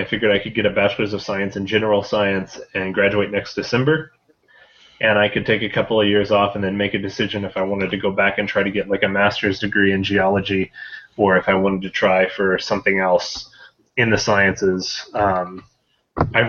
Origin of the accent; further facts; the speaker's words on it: Holden, Missouri, United States; moved away as an adult; now in New Mexico, United States; I grew up in Holden, which is a pretty small community